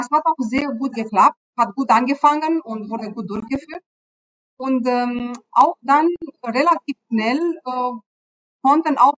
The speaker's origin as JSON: {"language": "German", "country": "Romania", "tie": "born or raised there", "also_born_or_lived": "Germany", "moved": "as an adult", "said": "Ich bin in Rumänien geboren, ähm, habe auch in Rumänien studiert und habe viele, viele Jahre, über 15 Jahre in, äh, in Deutschland im Bereich klinischer Forschung gearbeitet"}